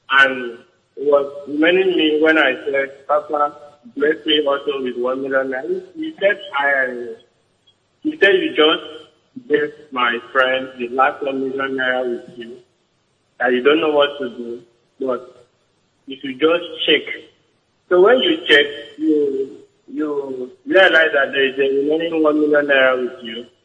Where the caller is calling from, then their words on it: Uganda; I'm calling from Uganda.